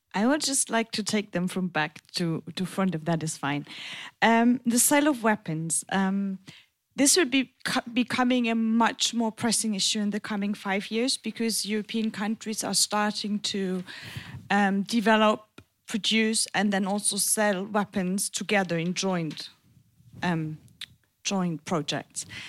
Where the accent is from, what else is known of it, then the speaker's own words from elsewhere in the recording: German-French border region, Germany; now in Berlin, Germany; I grew up in the German French border region.